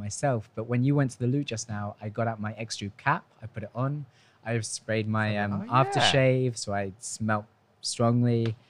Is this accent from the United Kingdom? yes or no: yes; United Kingdom; also born or lived in Argentina; now in Spain; we're British.